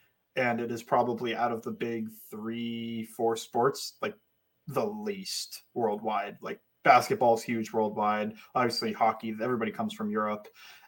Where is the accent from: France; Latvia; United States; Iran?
United States; I grew up in the Cleveland, Pittsburgh area.